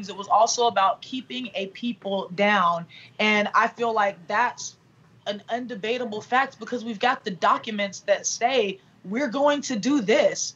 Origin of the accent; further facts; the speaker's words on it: Southeast Georgia, United States; also born or lived in Germany; I grew up in Southeast Georgia